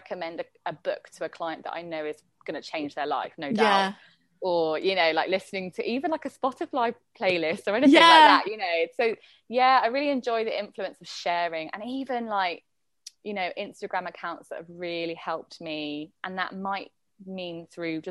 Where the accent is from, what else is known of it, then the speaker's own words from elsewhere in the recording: London, United Kingdom; moved away as an adult; now in Bali, Indonesia; growing up in London had, like, really steered me